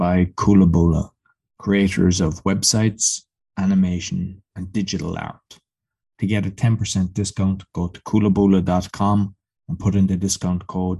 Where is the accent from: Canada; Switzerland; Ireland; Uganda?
Ireland; now in Poland; I'm in Poland, but I'm Irish